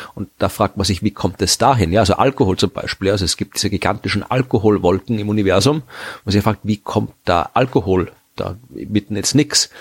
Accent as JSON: {"language": "German", "country": "Austria", "said": "als Österreicher"}